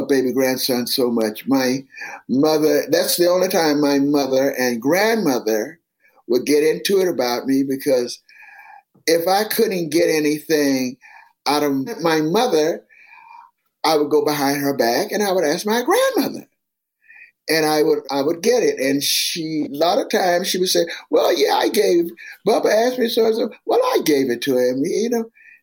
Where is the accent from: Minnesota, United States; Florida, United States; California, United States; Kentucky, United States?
Florida, United States; Miami; it was called Overtown later on as I grew up